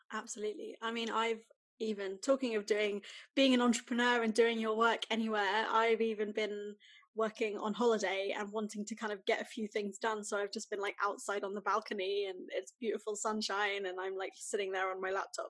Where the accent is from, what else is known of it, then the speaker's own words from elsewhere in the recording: United Kingdom; as a British person